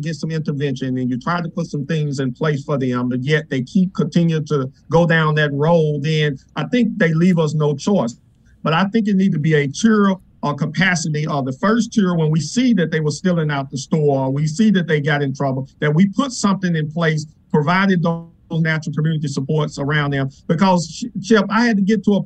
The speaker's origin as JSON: {"language": "English", "town": "Memphis", "region": "Tennessee", "country": "United States", "tie": "born or raised there", "said": "I grew up in Dixon Home Project"}